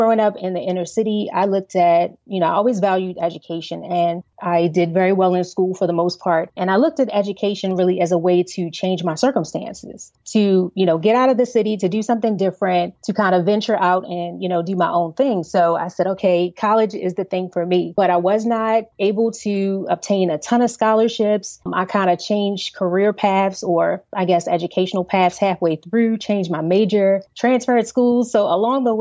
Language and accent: English; Baltimore, Maryland, United States; I grew up in Baltimore, Maryland, Baltimore City